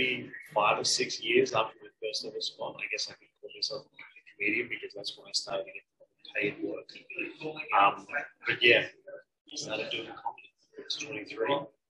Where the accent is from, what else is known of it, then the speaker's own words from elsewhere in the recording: Queensland, Australia; I'm originally from country, Queensland. Rural, regional, Queensland. And then I moved to various places.